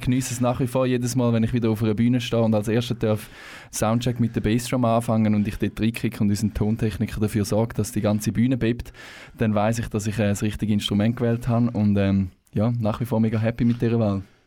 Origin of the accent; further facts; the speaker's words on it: Thurgau, Switzerland; moved away as an adult; now in Canton of Zurich, Switzerland; wir kommen ursprünglich aus dem Thurgau. Ähm, unterdessen aber alle im Kanton Zürich ein Zuhause gefunden.